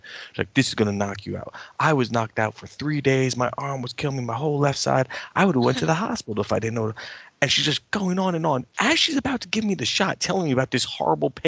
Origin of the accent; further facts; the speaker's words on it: United States; as an American